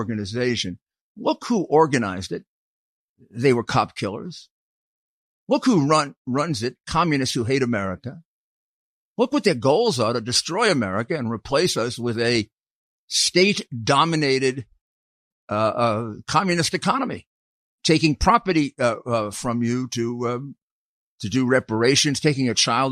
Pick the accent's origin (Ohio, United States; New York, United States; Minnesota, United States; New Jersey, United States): New York, United States; my hometown